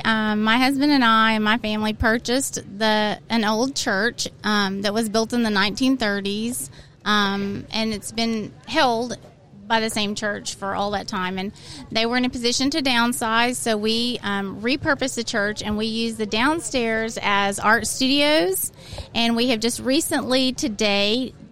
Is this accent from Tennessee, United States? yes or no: no; Marietta, Oklahoma, United States; I do have deep roots in Oklahoma. I was born and raised in Marietta, Oklahoma. My granny lived in Medill. So Medill, Kingston, Durant was my stomping grounds. I spent my summers at Lake Murray and Lake Texoma.